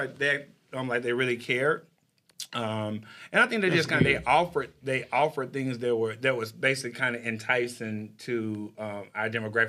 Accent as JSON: {"language": "English", "region": "Texas", "country": "United States", "tie": "born or raised there", "said": "I grew up in Texas and it was hot"}